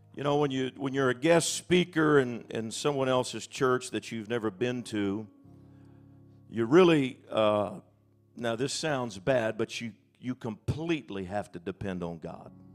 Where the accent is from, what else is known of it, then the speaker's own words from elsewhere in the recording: Alaska, United States; I'm from Alaska